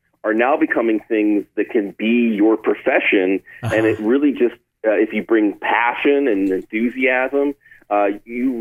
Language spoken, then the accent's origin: English; Pittsburgh, Pennsylvania, United States; moved away; also born or lived in Austin, Texas; I grew up outside of Pittsburgh where it was a religion